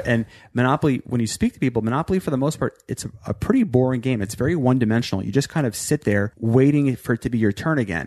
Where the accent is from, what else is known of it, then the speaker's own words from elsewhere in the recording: New York, United States; also born or lived in Virginia / Maryland; I was born in Virginia, moved to Maryland, but really spent most of my life growing up in New York